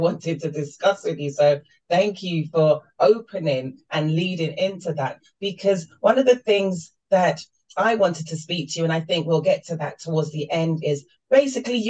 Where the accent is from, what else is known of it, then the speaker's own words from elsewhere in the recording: London, United Kingdom; I'm born and raised in London, but my mother's from Jamaica